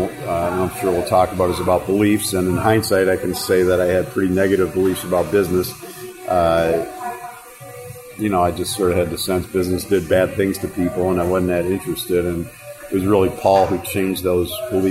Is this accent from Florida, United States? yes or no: no; Chicago, Illinois, United States; moved away as an adult; now in Ann Arbor, United States; I grew up in Chicago, came to Ann Arbor to go to school at U of M